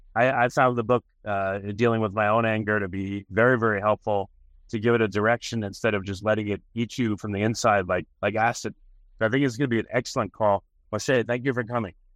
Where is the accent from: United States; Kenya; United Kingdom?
United States; New York; moved away; I'm from New York